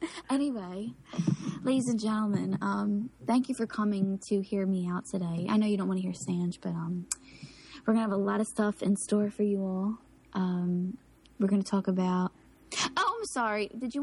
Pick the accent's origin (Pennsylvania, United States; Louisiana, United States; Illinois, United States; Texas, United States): Pennsylvania, United States; Philadelphia; accent: South Philly; you get to hear my South Philly accent